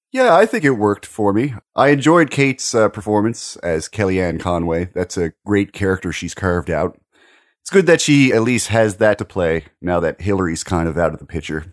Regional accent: Maritime provinces, Canada; as a Canadian

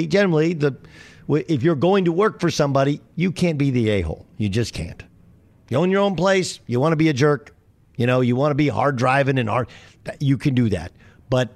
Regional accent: Orange County, California, United States; I didn't wear the surfer gear as a kid despite growing up in Orange County

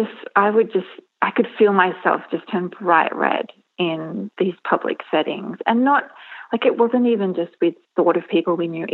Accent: Australia; moved away as an adult; now in Marion, United States; I'm actually Australian, and we recently moved here a couple of years ago

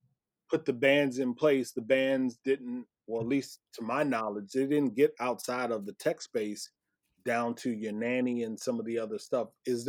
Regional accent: Iowa, United States; growing up in Iowa

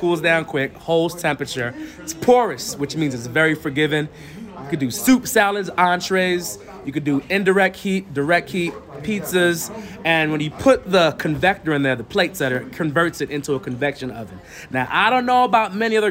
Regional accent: New Jersey, United States; moved away as an adult; now in Atlanta, United States; I'm originally from New Jersey, but I've lived in Atlanta now for the last 20 years

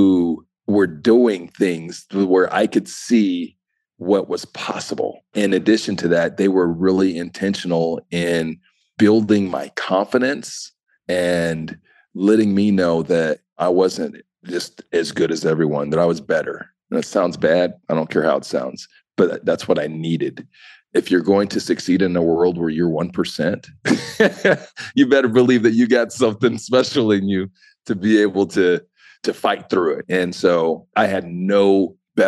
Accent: Utah, United States; also born or lived in Ohio; I grew up in Utah. I'm originally from Ohio. I grew up in Utah

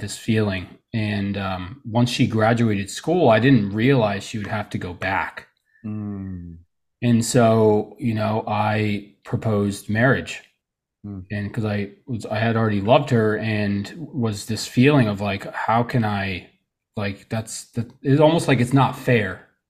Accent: Trenton, New Jersey, United States; born there; I was born in New Jersey, you know, Trenton, New Jersey, to be exact, you know, the nice part of it.

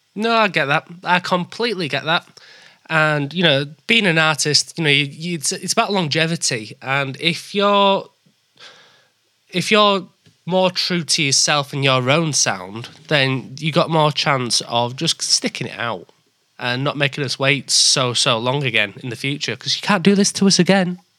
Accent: Leeds, Yorkshire and the Humber, United Kingdom; now in York, United Kingdom; I'm from Leeds and I live in York

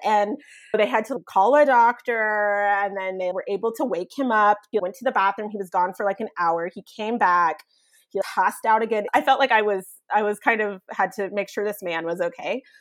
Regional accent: Evansville, Indiana, United States; moved away as an adult; also born or lived in San Francisco / Florence, Italy; now in Strasbourg, France; I'm from Evansville, Indiana, and I moved abroad at age, oh goodness, twenty-three. I grew up in southern Indiana

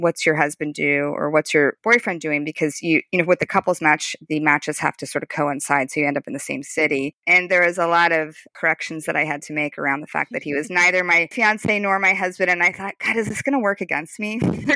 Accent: California, United States; moved away as an adult; also born or lived in Brooklyn, New York / New York; I grew up in California and my parents dropped me off at med school in New York

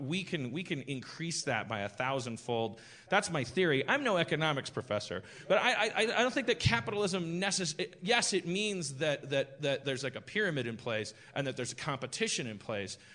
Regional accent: Milwaukee, Wisconsin, United States; moved away; I'm from Milwaukee, Wisconsin

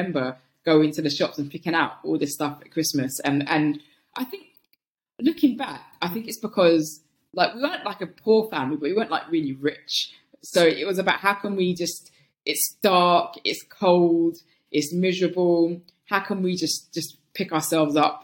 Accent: London, United Kingdom; I was brought up in North London

